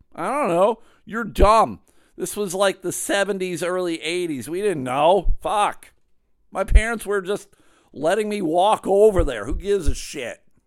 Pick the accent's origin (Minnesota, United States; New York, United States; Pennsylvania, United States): New York, United States; Clarence; I grew up in Clarence, New York